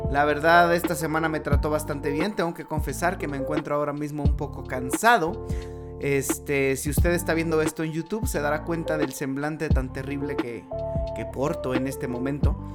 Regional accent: Mexico; Y bueno, como buenos mexicanos, nosotros vamos a esperar que todo se solucione mágicamente

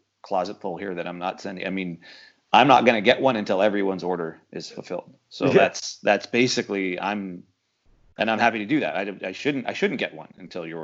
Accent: Canada; now in United States; I'm from Canada. I'm a Canadian citizen. I can't go home

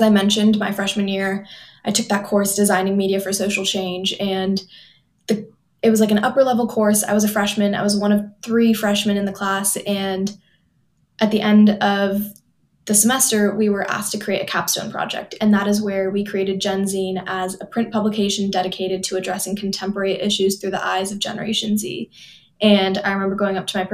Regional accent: Palo Alto, California, United States; moved away as an adult; also born or lived in Los Angeles, California; now in East Coast, United States; I grew up in Palo Alto, California, which is just like 30 minutes outside of San Francisco

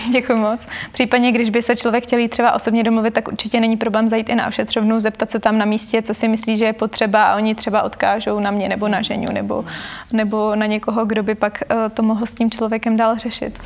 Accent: Prague, Czechia; jsem vyrostla v Praze

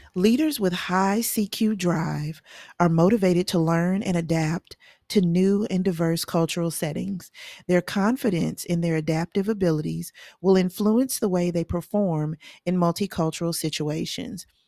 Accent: the South, United States; I'm a Southerner, and I am

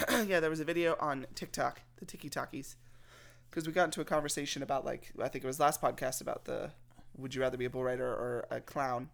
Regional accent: Texas, United States; I'm from Texas

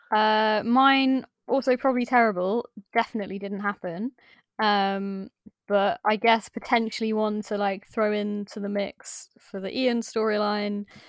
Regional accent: Midlands, United Kingdom; I'm from the Midlands

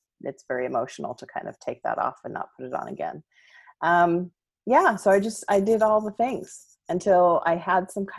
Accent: Southern California, United States; I was born and raised Mormon in Southern California

